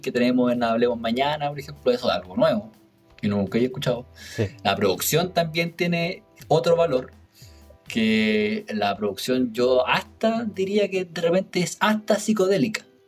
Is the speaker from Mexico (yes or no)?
no; Chile; somos chilenos